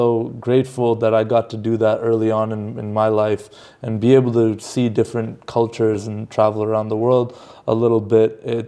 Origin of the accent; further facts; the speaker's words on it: Canada; now in United States; technically I'm Canadian, so I'm here in the United States